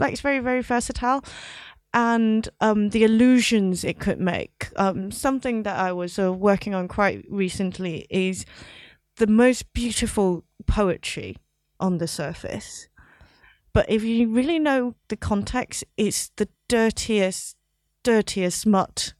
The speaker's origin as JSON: {"language": "English", "country": "Hong Kong", "tie": "born or raised there", "also_born_or_lived": "London", "moved": "as an adult", "said": "I grew up in Hong Kong, but I went to university in London"}